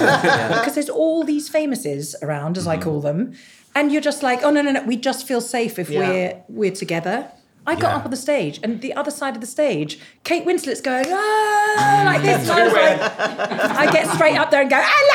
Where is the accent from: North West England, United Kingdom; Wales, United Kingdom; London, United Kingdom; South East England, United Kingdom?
London, United Kingdom; I'm literally from Wandsworth Common